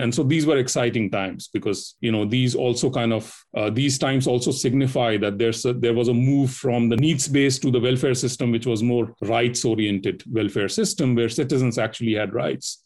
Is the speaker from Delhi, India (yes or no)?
yes; Delhi, India; moved away as an adult; also born or lived in Australia / Singapore; I, I belong to Delhi, basically, uh, born and brought up in Delhi